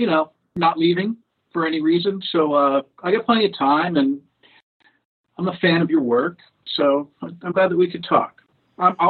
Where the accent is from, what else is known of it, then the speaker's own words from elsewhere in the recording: Washington, District of Columbia, United States; also born or lived in Detroit; I grew up in Washington, D.C.